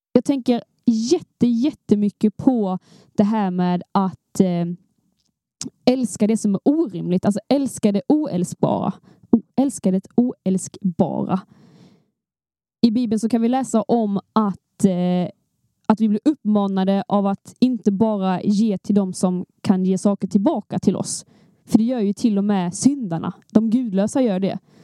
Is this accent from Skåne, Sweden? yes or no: yes; Skåne, Sweden; vi är två skåningar